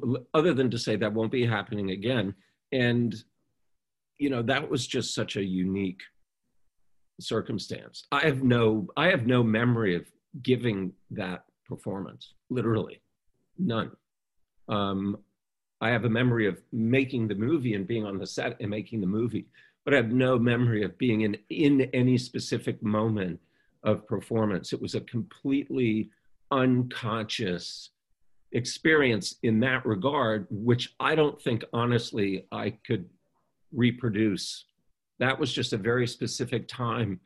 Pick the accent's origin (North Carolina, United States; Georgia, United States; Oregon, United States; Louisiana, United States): Louisiana, United States; Baton Rouge; when I was younger and growing up in Baton Rouge and starting to make films